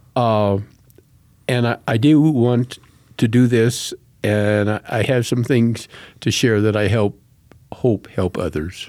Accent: Colorado Springs, Colorado, United States; Right here in Colorado Springs

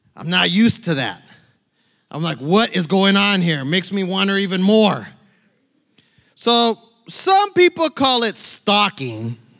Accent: San Bernardino, California, United States; moved away as an adult; also born or lived in Tucson, Arizona; now in New Braunfels, United States; I, I was born in Tucson. I was raised in San Bernardino, California

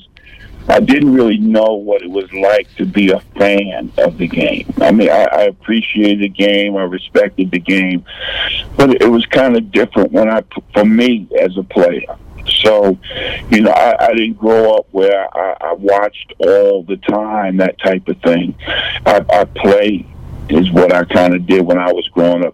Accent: Lakeview, New York, United States; moved away; also born or lived in Alpharetta, Georgia; I grew up in a little area called Lakeview

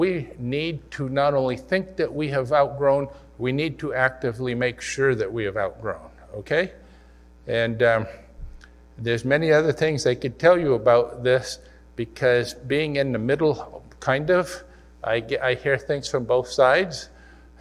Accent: Missouri, United States; I was from Missouri

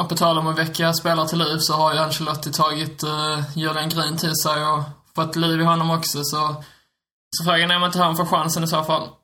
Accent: Skåne, Sweden; accent: Scanian (skånska); min skånska

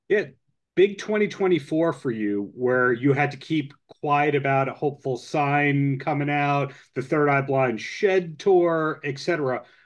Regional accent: Long Island, New York, United States; growing up on Long Island, where there's Jones Beach

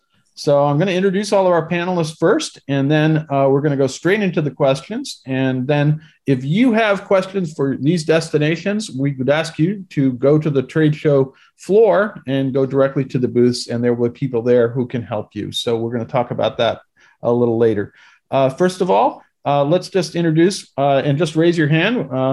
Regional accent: New York, United States; I'm from New York, so you can tell from my background where I'm from.

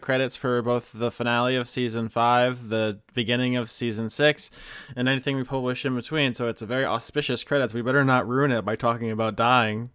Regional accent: United States; we're just American

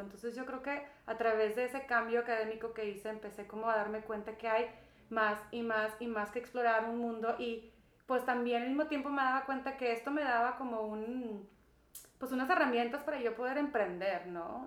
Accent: Monterrey, Nuevo León, Mexico; moved away as an adult; yo nací en Monterrey, Nuevo León. Este, muy bendecida con mis papás y tengo dos hermanos mayores. Y pues estuve aquí em, pues hasta los 21 años

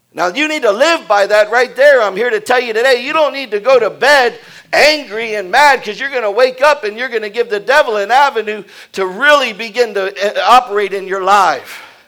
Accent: Houston, Texas, United States; I was brought up in Houston, in, in, in, the suburb of Houston

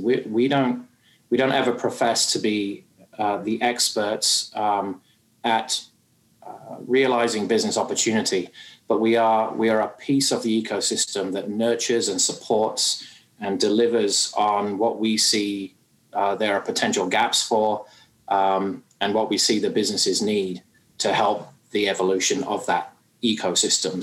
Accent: United Kingdom; moved away as an adult; now in Canada; you can probably tell from my accent, I'm not from these parts, and uh, I hail from the UK

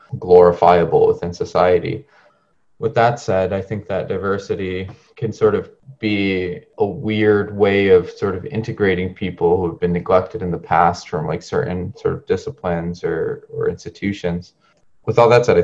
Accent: Cambridge, Massachusetts, United States; also born or lived in San Luis Río Colorado, Sonora, Mexico / Arizona; I grew up in Cambridge, Massachusetts, for the most part

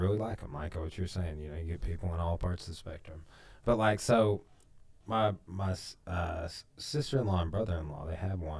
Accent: Clarksville, United States; when I was growing up in Clarksville.

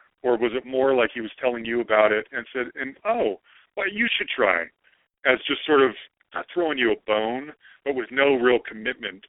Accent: Utah, United States; moved away; I'm originally from Utah

